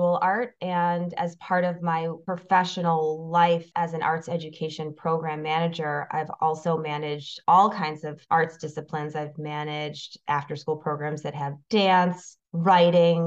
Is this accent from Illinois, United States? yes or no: yes; Evanston, Illinois, United States; also born or lived in Chicago; I grew up in Evanston, Illinois, where I currently live